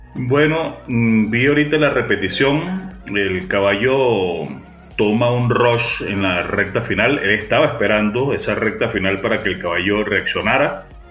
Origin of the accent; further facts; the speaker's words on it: Venezuela; como buen venezolano